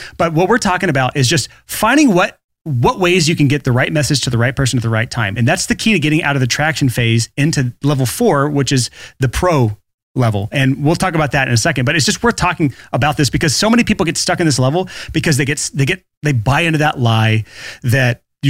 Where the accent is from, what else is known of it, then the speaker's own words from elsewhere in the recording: Alabama, United States; I'm from Alabama